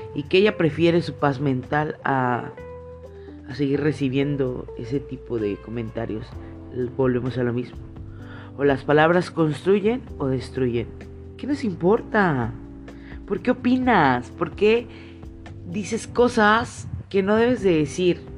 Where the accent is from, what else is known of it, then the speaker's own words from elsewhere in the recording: Mexico; nuestra fisonomía mexicana